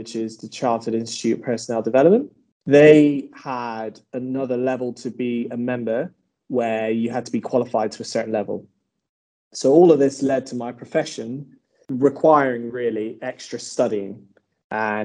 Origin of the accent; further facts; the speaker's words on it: Bristol, South West England, United Kingdom; I was from Bristol